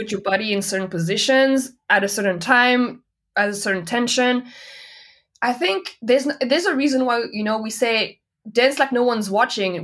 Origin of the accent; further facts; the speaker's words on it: Nantes, Pays de la Loire, France; English is a second language; moved away as an adult; also born or lived in Paris, France / Montreal, Canada; now in Berlin, Germany; I grew up in Nantes.